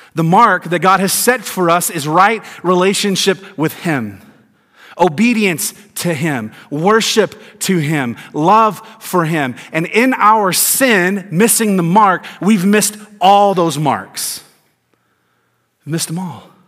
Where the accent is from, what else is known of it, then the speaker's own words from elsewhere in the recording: Tennessee, United States; also born or lived in Georgia; I grew up in Tennessee and lived in Georgia, lived in the South all my life